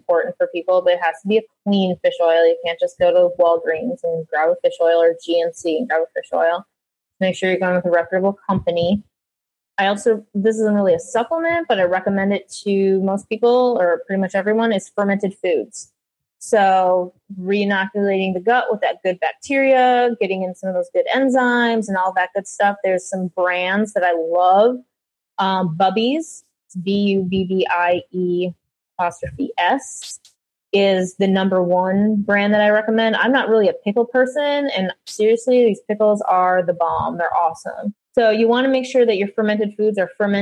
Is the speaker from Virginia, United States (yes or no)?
no; Minnesota, United States; I'm from Minnesota